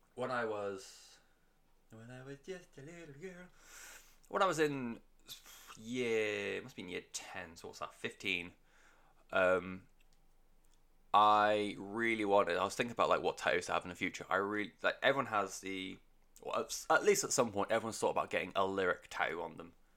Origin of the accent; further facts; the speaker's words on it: United Kingdom; first language English; as a Brit